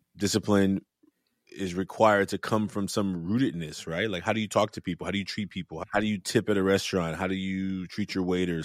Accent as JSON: {"language": "English", "town": "Oakland", "region": "California", "country": "United States", "tie": "born or raised there", "said": "as a young man growing up in Oakland, raised by a single mother"}